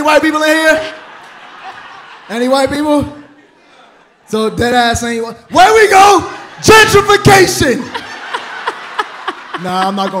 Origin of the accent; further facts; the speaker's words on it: New York City, New York, United States; moved away as an adult; also born or lived in Detroit; now in Atlanta, United States; I love being from Brooklyn. Being from Brooklyn